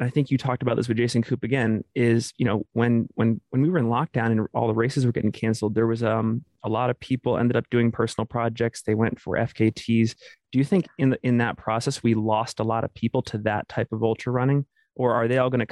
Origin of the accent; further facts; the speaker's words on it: Portland, Maine, United States; moved away as an adult; now in Salt Lake City, United States; I grew up on the East Coast. I'm from Portland, Maine, moved to Salt Lake City about 6 years